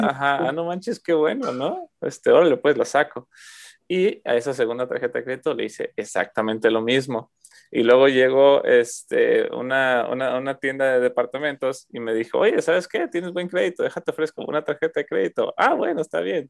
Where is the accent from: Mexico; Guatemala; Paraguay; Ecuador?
Mexico; moved away as an adult; ya me salí de México hace casi seis años ya